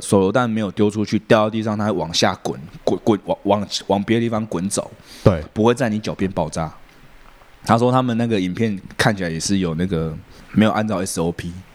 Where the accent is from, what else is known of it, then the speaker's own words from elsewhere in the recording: Taiwan; 是我们台湾人都骂说啊